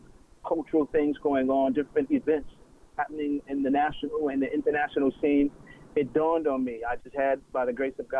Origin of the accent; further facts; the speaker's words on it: New York City, New York, United States; moved away; I'm originally from Brooklyn, New York.